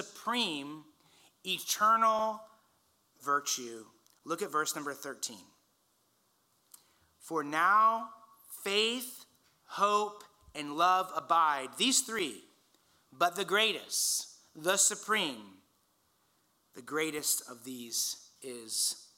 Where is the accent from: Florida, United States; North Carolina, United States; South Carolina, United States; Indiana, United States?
Indiana, United States; now in California, United States; I grew up in Indiana.